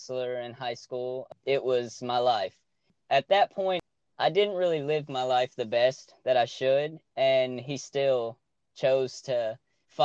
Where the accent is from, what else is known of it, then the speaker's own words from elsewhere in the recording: Nashville, Tennessee, United States; also born or lived in Scottsdale, Arizona; I was born in Scottsdale, Arizona, and we lived there for about 3 years, and my family moved to Nashville, and I was raised in the outskirts of Nashville